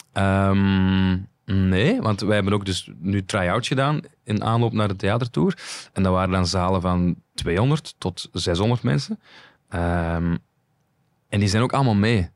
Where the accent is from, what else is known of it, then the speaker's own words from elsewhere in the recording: Flanders, Belgium; wij als Vlaming